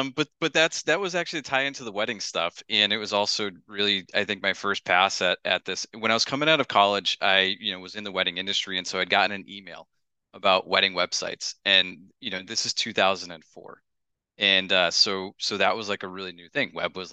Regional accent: Northeast, United States; I grew up in the Northeast and I didn't want to go to Phoenix.

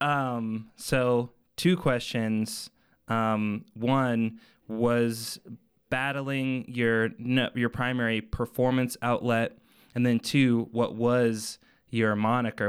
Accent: Arvada, Colorado, United States; I grew up in Arvada

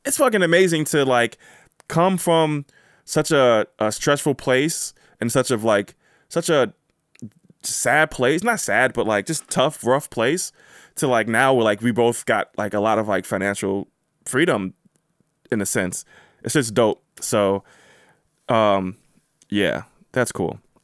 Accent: United States; I am from America. I was born in America.

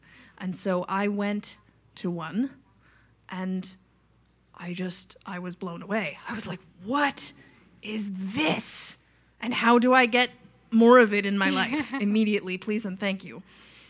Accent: Long Island, New York, United States; moved away as an adult; and then I'm from Long Island, New York, and when I was 27, I looked around

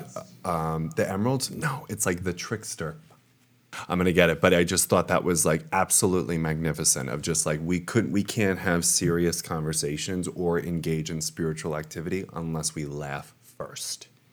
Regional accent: Long Island, New York, United States; moved away; also born or lived in Rome, Italy; I am from Long Island, New York, but I'm coming at you from Rome, Italy

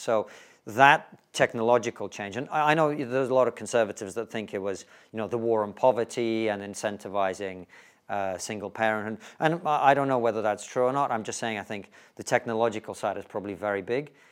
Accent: Russia; now in United Kingdom; if you grew up in the Soviet Union, uh, towards the end of it, as I did

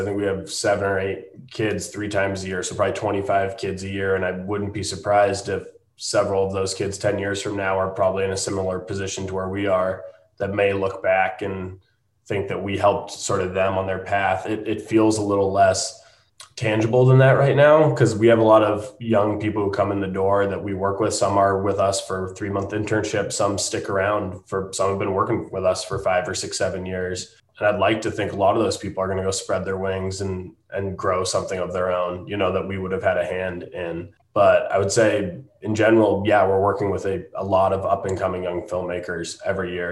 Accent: Franconia, New Hampshire, United States; now in Jackson Hole, United States; we grew up in Franconia, New Hampshire, skiing in New England

